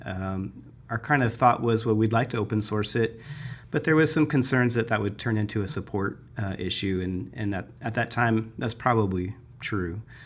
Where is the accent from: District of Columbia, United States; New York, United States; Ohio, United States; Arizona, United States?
Arizona, United States; Tucson; also born or lived in Flagstaff, Arizona; now in Phoenix, United States; I was born and raised in Arizona. I grew up in Tucson